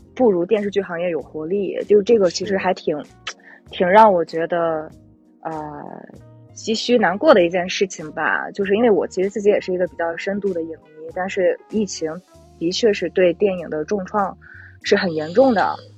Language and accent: Chinese; Qingdao, Shandong, China; now in Beijing, China; 因为我也是青岛人